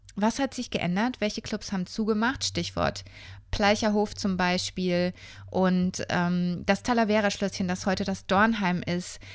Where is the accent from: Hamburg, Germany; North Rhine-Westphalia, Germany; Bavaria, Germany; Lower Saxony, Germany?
Bavaria, Germany; Würzburg; moved away as an adult; also born or lived in Berlin; ich bin ja in Würzburg aufgewachsen